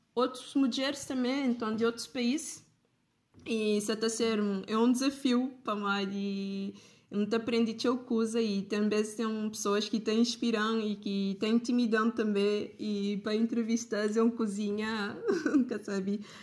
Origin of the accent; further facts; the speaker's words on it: Cape Verde; como cabo-verdiana